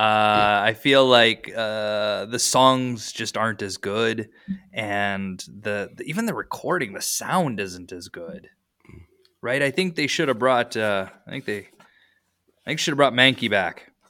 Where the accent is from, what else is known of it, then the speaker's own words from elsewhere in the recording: Iowa, United States; moved away; also born or lived in Europe; I grew up in Iowa